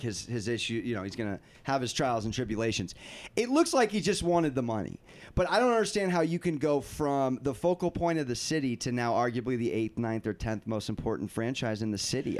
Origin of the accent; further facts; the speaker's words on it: San Diego, California, United States; I'm from San Diego.